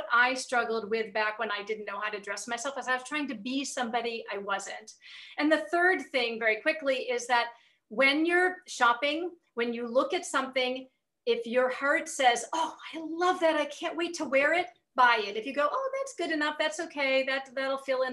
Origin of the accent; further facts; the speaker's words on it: England, United Kingdom; I'm English